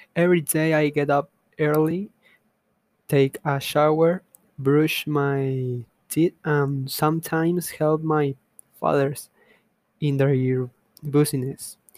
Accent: Veracruz, Mexico; English is a second language; I was born in Veracruz. I am Mexican.

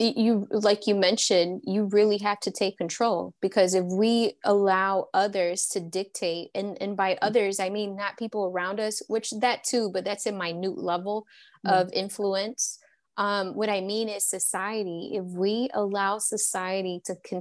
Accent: Hillsboro, Texas, United States; now in Atlanta, United States; I'm also from Texas, born in Texas, raised here

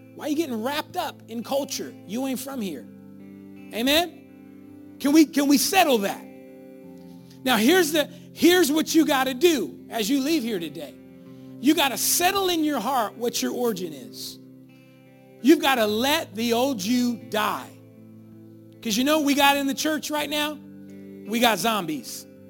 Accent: Sacramento, California, United States; I was born over there on San Roque and I was, I lived there my whole life

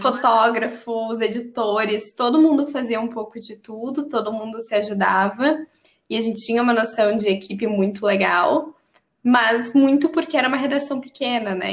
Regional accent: Brazil; moved away as an adult; a minha identidade brasileira

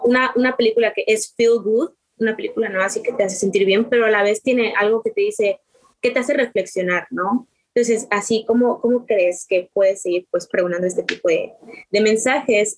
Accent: Quintana Roo, Mexico; yo soy de Quintana Roo

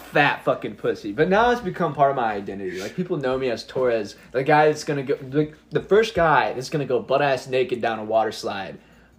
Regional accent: Monticello, Indiana, United States; also born or lived in Bloomington, Indiana; I grew up in Monticello, Indiana, which is a very small town, and there's not a lot going on here. So the people who grow up in Monticello usually stay in Monticello.

